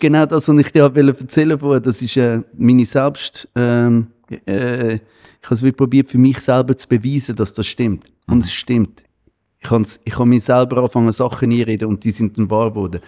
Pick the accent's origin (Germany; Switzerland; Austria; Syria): Switzerland; bei uns in der Schweiz